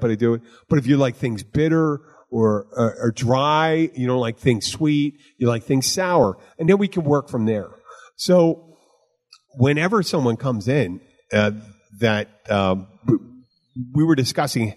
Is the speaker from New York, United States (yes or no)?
no; Florida, United States; I'm from Florida